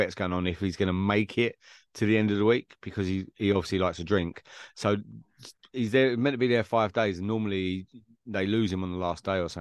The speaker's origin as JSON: {"language": "English", "region": "England", "country": "United Kingdom", "said": "Me being the Englishman"}